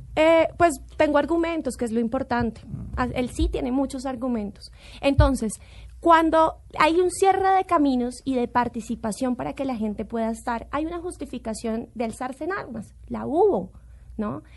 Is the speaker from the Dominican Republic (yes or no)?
no; Colombia; como colombiana